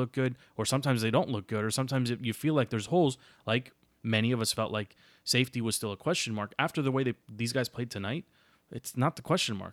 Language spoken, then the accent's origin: English; United States; as an American